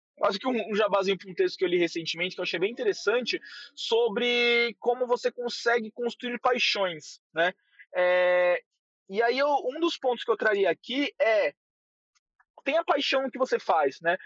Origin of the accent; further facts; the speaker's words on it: São Paulo, Brazil; accent: paulista; eu sou paulista assim de coração total. Eu gosto dessa loucura, eu gosto desse, desse nosso achar que não temos sotaque, temos um sotaque gigantesco, de falar mano para tudo que é vírgula.